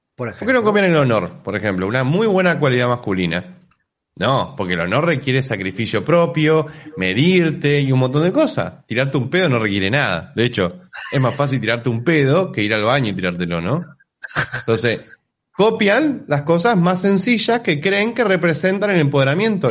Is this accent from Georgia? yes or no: no; Argentina; Yo claramente soy argentino pobre con menos poder adquisitivo